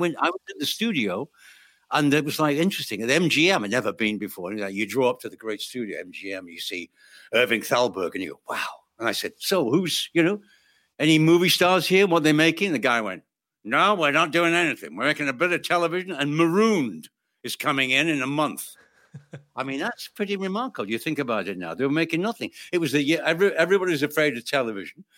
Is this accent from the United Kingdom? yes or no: yes; United Kingdom; I'm British